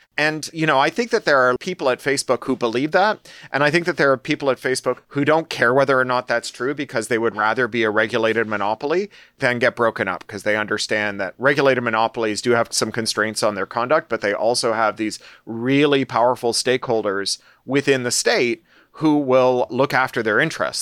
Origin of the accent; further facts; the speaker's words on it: Toronto, Ontario, Canada; also born or lived in London, United Kingdom; now in California, United States; I was born in Toronto